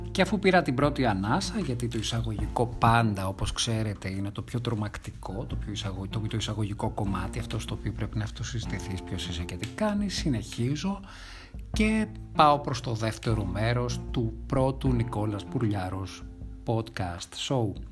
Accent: Thessaloniki, Central Macedonia, Greece; moved away as an adult; now in Athens, Greece; Γεννήθηκα και μεγάλωσα στη Θεσσαλονίκη, καταγωγή μου είναι από την Ανατολική Ρωμιλία και από τις Σέρες, Στην Αθήνα 18 χρόνια.

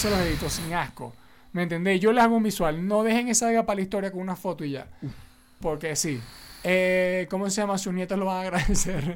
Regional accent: Venezuela; somos venezolanos

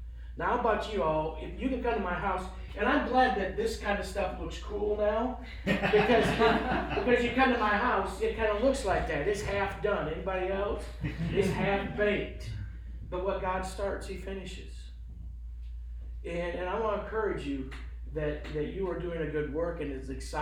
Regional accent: Wisconsin, United States; moved away; I'm from Wisconsin

